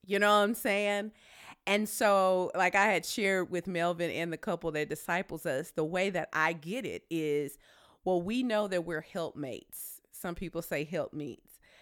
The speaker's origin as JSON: {"language": "English", "region": "Tennessee", "country": "United States", "said": "I'm from Tennessee."}